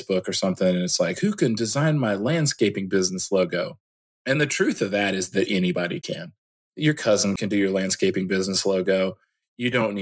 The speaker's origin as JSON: {"language": "English", "region": "Illinois", "country": "United States", "tie": "born or raised there", "moved": "yes", "lives_now": "Georgia, United States", "said": "I am originally from Illinois and I moved to Georgia in 1998. And so I've lived down here for most of my life."}